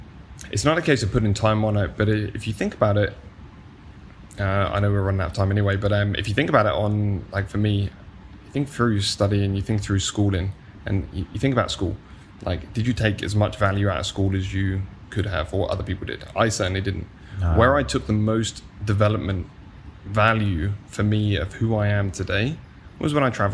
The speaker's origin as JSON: {"language": "English", "country": "United Kingdom", "tie": "born or raised there"}